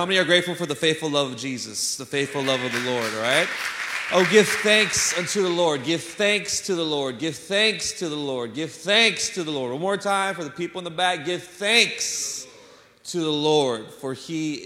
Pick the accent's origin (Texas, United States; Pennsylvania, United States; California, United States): Texas, United States; San Antonio; also born or lived in Chicago, Illinois; I'm originally from Chicago, y'all know, but I grew up in San Antonio